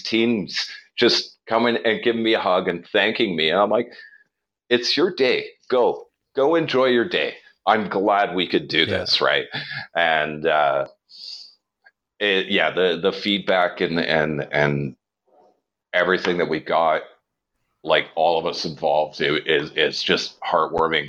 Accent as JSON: {"language": "English", "town": "Hamilton", "region": "Ontario", "country": "Canada", "tie": "born or raised there", "moved": "as an adult", "said": "I was born and raised in Hamilton. And I left there when I was about 21"}